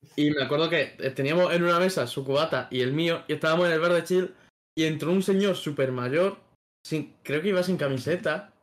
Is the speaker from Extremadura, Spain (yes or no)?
yes; southern Extremadura, Spain; somos de la parte más del sur de Extremadura